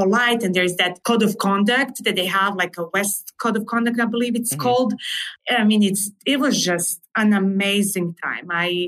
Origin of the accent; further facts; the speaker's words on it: Serbia; English is a second language; moved away as an adult; also born or lived in Wyoming, United States; now in United States; So I was born and raised in Serbia.